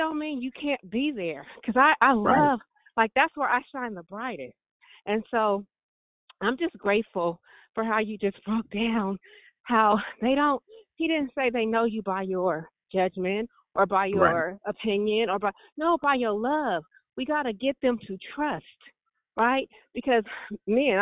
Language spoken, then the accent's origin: English; Richmond, California, United States; I'm from Richmond, and I go to church in Vallejo